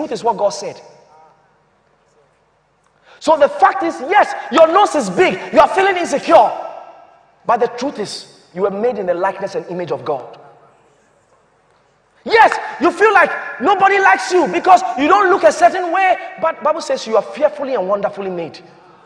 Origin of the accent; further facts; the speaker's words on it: Ghana; As a Ghanaian